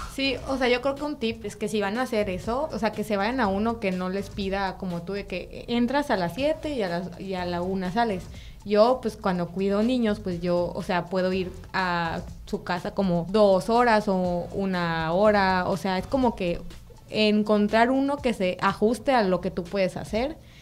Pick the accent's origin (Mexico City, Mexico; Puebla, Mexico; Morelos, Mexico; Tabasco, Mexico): Tabasco, Mexico; moved away; Yo no soy de aquí, yo soy de Tabasco